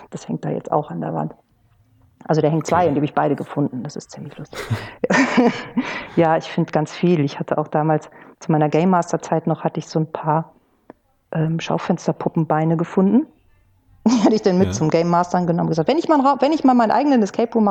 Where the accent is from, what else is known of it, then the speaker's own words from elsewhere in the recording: Kiel, Schleswig-Holstein, Germany; Das ist für mich als Nordlicht, ich komme aus Kiel, ist natürlich ein Muss